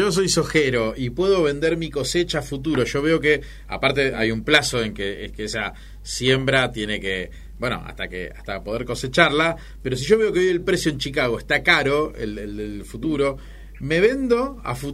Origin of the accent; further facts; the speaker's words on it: Argentina; viviendo en la Argentina y siendo argentino